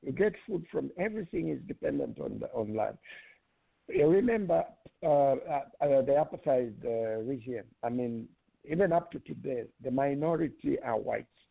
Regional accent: Zambia; now in United States; as a Zambian in the United States of America

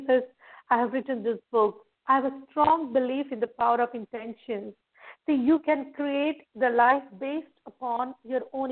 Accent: India; I'm from India

